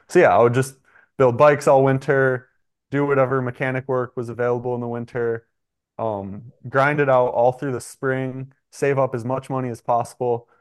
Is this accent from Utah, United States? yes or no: no; Michigan, United States; moved away as an adult; I'm from Michigan